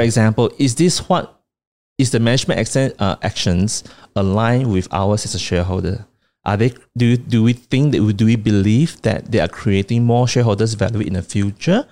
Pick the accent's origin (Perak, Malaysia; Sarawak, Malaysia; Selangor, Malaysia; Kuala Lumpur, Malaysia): Sarawak, Malaysia; Kuching; my hometown Kuching.